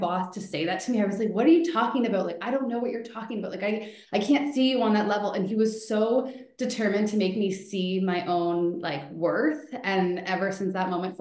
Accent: Elora, Ontario, Canada; also born or lived in Toronto; I'm from Elora area

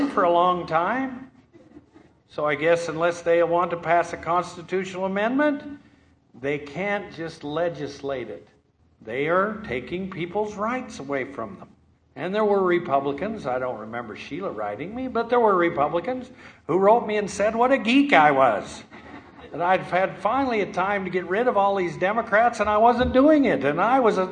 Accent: Thatcher, United States; I'm from Thatcher

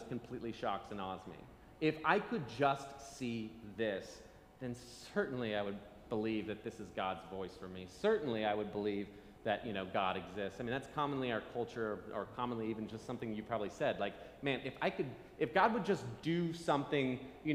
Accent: Nebraska, United States; I'm from Nebraska. Wilderness is easy to find.

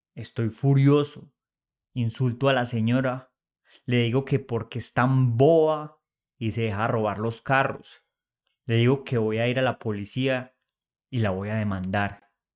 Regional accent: Manizales, Caldas, Colombia; now in Bogotá, Colombia; me voy para Manizales, mi ciudad natal

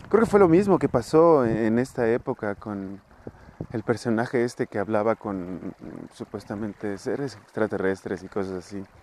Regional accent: Mexico City, Mexico; Pero pues eso es porque vengo de Iztapalapa.

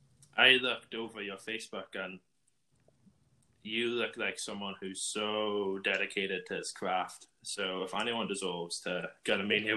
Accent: Ireland; I'm from Ireland and over here a warm day is as common as a comet.

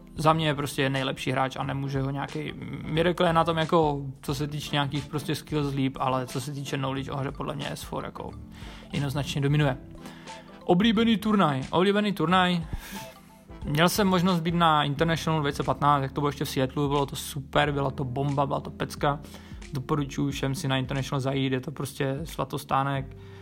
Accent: Ostrava, Moravian-Silesian Region, Czechia; Pocházím z Ostravy a je mi 27 let.

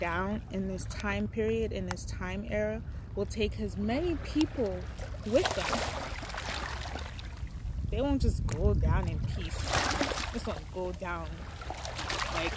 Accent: Nigeria; moved away; I'm Nigerian

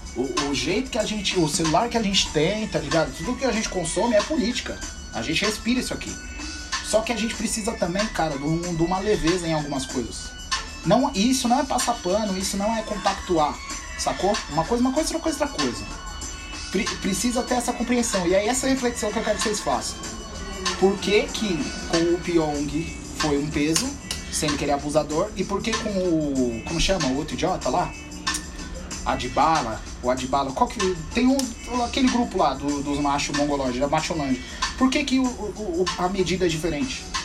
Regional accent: São Paulo, Brazil; Eu sou do, do Campo Limpo

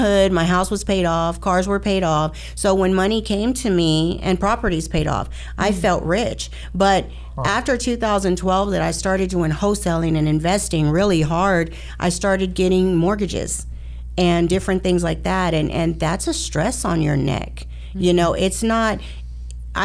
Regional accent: Houston, Texas, United States; born and raised in Houston, Texas, been here all my life

